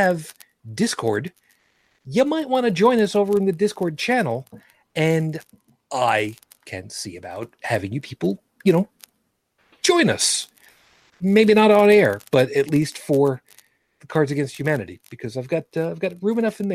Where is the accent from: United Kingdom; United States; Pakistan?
United States; New York; I grew up in New York, one of these elitist, snob, intellectualist, northeastern states